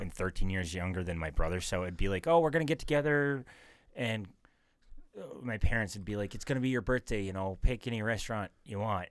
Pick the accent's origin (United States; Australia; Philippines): United States; North Dakota; I'm from North Dakota.